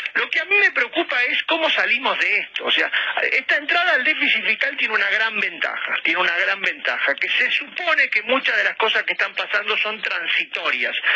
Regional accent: Argentina

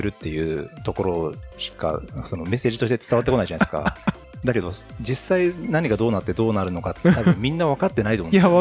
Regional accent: Niigata, Japan; 僕新潟出身ですけど、

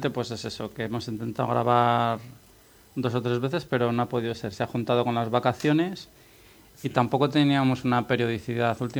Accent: Toro, Castile and León, Spain; now in Bogotá, Colombia; Soy de Toro, cerca de Valladolid, pero en la actualidad vivo en Bogotá.

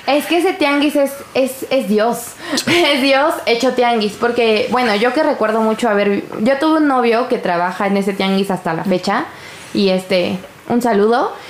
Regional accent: Mexico City, Mexico; yo soy una persona de Iztapalapa.

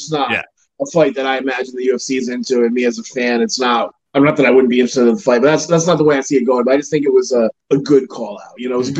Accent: Ireland; I mean, I'm an Irish kid, so I can say that you're talking about cultures that like to drink, that like to party.

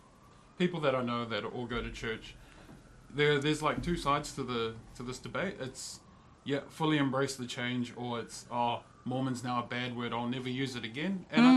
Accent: Wellington, New Zealand; I'm from Wellington, born and raised.

